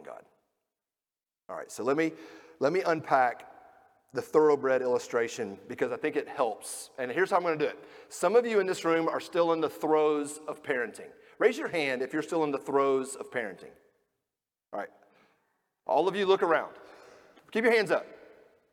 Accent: Georgia, United States; now in Kentucky, United States; I grew up in Georgia

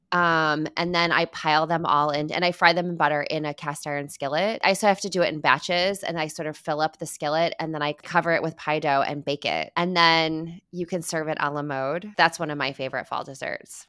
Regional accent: Midwest, United States; moved away; As a Midwesterner at birth, and, you know, half of my heart, is Midwestern

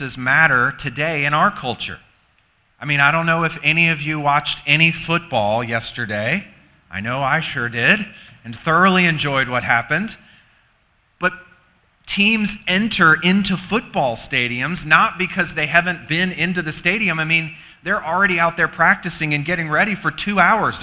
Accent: the South, United States; moved away as an adult; also born or lived in Virginia; now in Michigan, United States; We're from the South and ministered in the South

